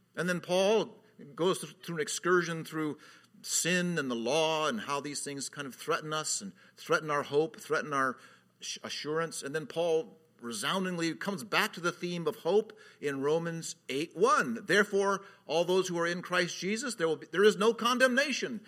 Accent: California, United States; moved away; I was from California at the time. I, I'm always from California

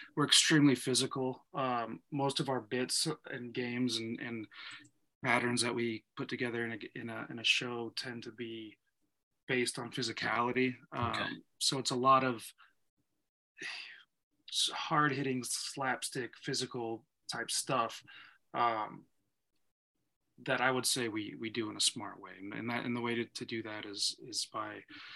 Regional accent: Reno, Nevada, United States; I'm from Reno, and I've, kind of from a different world than the city folk.

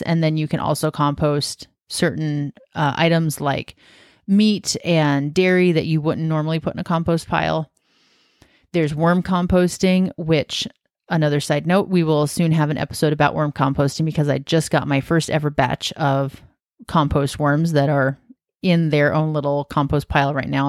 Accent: Washington, United States; now in Oregon, United States; I'm from Washington State, which is just north of Oregon

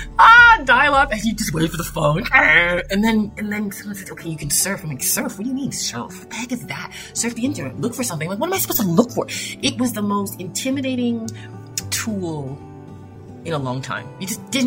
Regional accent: Toronto, Ontario, Canada; I grew up in Toronto, Canada

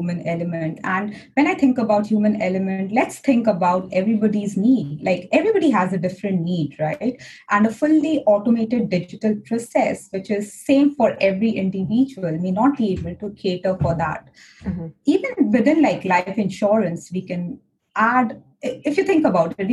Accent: India; Being an Indian woman in a white industry

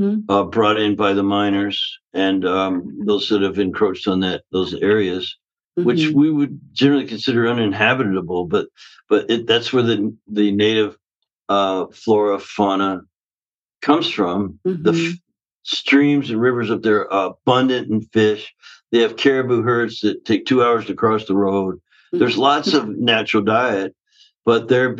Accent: Canada; now in Southern California, United States; the way I was raised up in Canada. I live in Southern California now

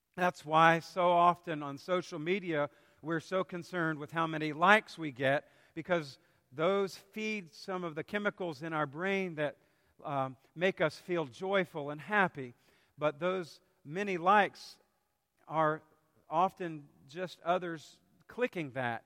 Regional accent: South Carolina, United States; growing up in South Carolina, at least during my middle and high school years

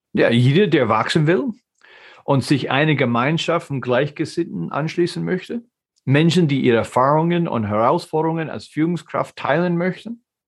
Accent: United States; German is a second language; moved away as an adult; now in Germany; Ich bin ein geborener Amerikaner, aber lebe in Deutschland seit 95.

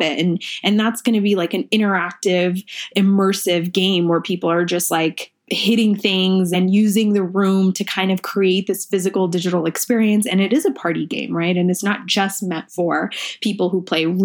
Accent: Manhattan, Kansas, United States; English is a second language; moved away as an adult; also born or lived in India / New York; now in Colorado, United States; I immigrated to this country when I was 6. We moved to Manhattan, Kansas, because my dad got a scholarship to study at KSU

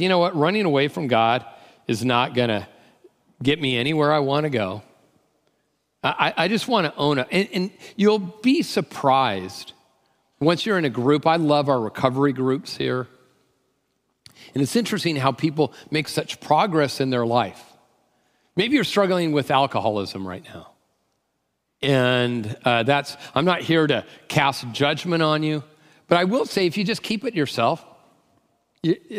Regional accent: Tacoma, Washington, United States; I'm from Tacoma

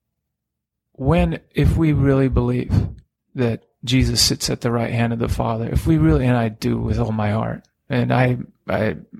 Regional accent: near Whidbey Island Air Station, Washington, United States; moved away; I grew up near Whidbey Island Air Station

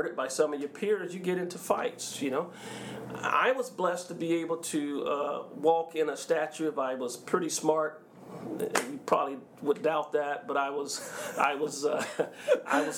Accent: Mississippi, United States; also born or lived in Los Angeles, California; we brought our black selves to Mississippi in 1972

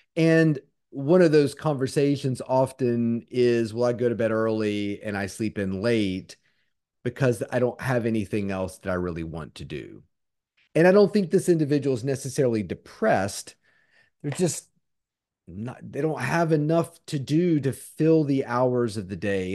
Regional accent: Charlottesville, Virginia, United States; Charlottesville, which is my uh, what I consider my hometown.

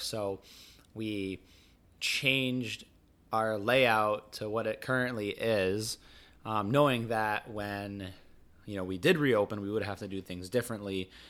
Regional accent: Rhode Island, United States; growing up in Rhode Island, which is the ocean state

